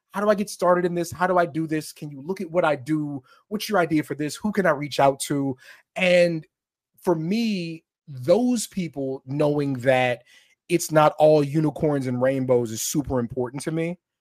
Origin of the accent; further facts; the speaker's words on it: Camp Springs, Maryland, United States; I'm from, I'm from Camp Springs, Maryland, is where I'm from